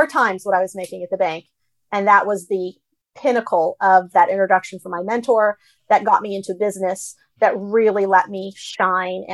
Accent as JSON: {"language": "English", "country": "United States", "tie": "born or raised there", "said": "I was the kid that spoke English and was getting an American education and grew up in this culture. Like, I understand American culture because I'm Asian American"}